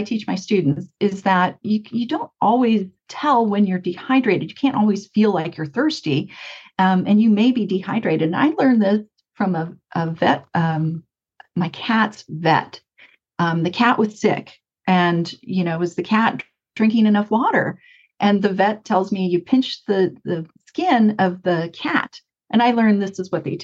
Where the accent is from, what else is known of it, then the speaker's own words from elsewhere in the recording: Mesa, Arizona, United States; when I was growing up in Mesa, there was a dairy farm right next to me